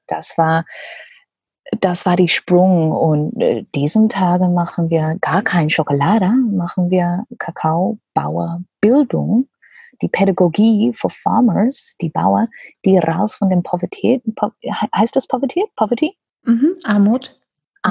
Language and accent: German; Australia; German is a second language; also born or lived in Papua New Guinea; now in Germany; ich komme aus Australien und meine Familie sind Gummibauern von Papua Neuguinea